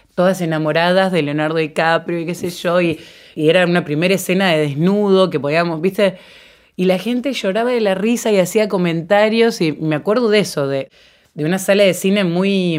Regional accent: Venado Tuerto, Santa Fe, Argentina; Yo cuando tenía 12 años, yo soy de Venado Tuerto

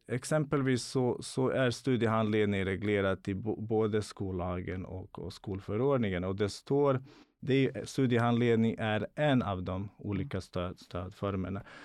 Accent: Bosnia & Herzegovina; now in Sweden; Jag är född och uppvuxen i Bosnien

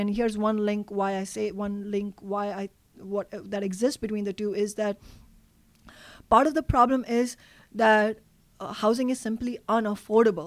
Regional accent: Mumbai, Maharashtra, India; now in Seattle, United States; I grew up in Mumbai.

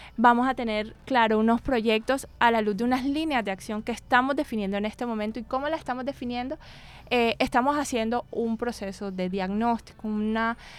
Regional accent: Barranquilla, Atlántico, Colombia; moved away as an adult; also born or lived in Bogotá; he trabajado en Bogotá durante varios años, viví en Bogotá, pero yo soy de aquí de Barranquilla

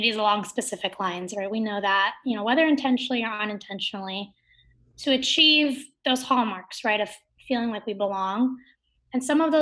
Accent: California, United States; also born or lived in Kerala, India / North Bay Area / Pasadena; have been living in California my whole life

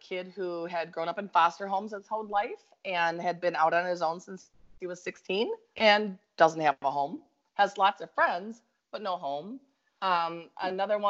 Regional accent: Minnesota, United States; accent: Minnesota; now in Florida, United States; my Minnesota accent

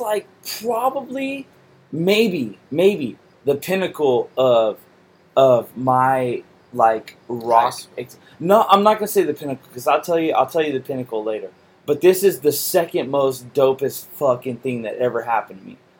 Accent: Salinas, California, United States; I'm from Salinas

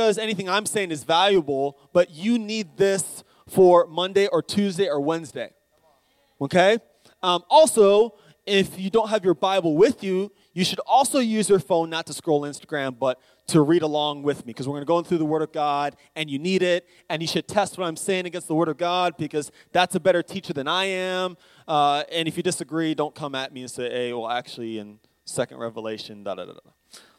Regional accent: United States; also born or lived in Charlotte, North Carolina; now in Greer, United States; I'm American

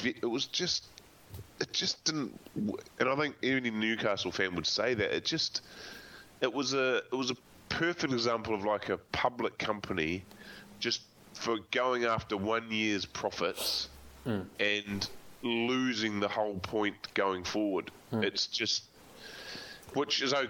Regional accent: New Zealand; I'm a Kiwi

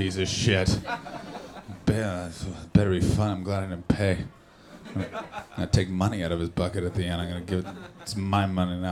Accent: Canada; I'm from Canada

